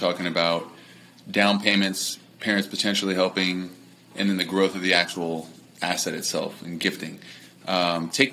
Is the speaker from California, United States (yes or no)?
yes; Los Angeles, California, United States; I'm from Los Angeles.